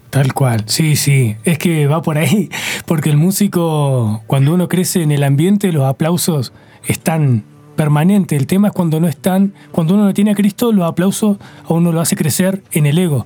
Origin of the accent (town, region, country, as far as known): Argentina